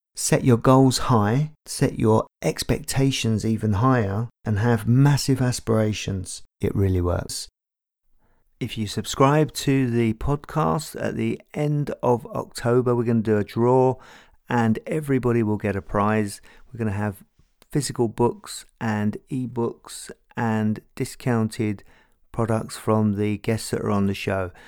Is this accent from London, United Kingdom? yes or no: yes; London, United Kingdom; I grew up in Tottenham, North London